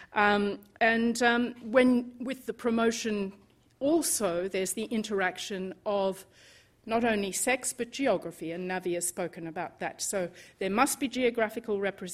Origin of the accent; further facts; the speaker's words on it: Australia; moved away as an adult; now in United Kingdom; I grew up in Australia